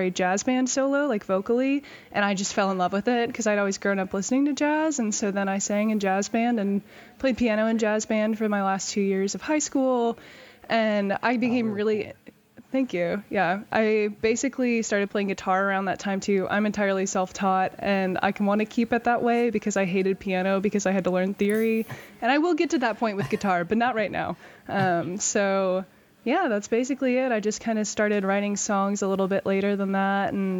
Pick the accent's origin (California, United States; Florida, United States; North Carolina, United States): North Carolina, United States; now in Lawrence, United States; I grew up in North Carolina